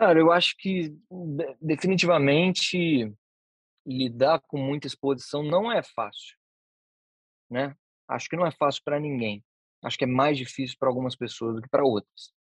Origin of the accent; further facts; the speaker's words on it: Vitória, Espírito Santo, Brazil; also born or lived in Vila Velha; Fui nascido e criado em Santo Antônio, que é um dos primeiros bairros de Vitória